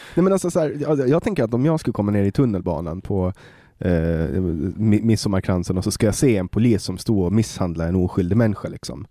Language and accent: Swedish; Åland Islands; moved away as an adult; now in Sweden; på Åland, eh, där jag kommer ifrån